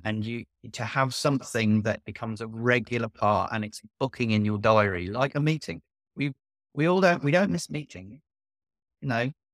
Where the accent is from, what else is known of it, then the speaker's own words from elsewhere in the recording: Northamptonshire, East Midlands, United Kingdom; I'm from Northamptonshire